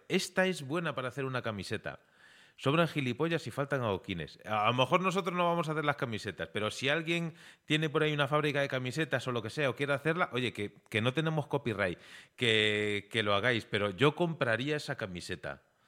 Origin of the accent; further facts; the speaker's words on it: Galicia, Spain; somos gallegos